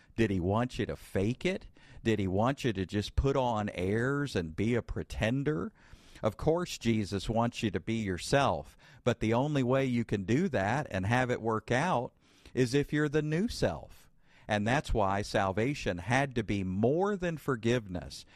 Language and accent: English; Bible Belt, the South, United States; I grew up in the Bible Belt